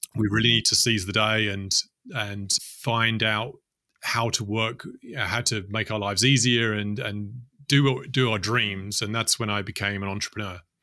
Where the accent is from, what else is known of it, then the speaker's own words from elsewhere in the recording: London, United Kingdom; grew up in the UK, in London